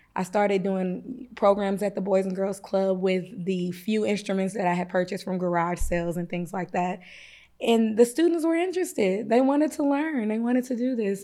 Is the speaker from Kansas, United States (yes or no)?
yes; Kansas, United States; now in East St. Louis, United States; we were raised in Kansas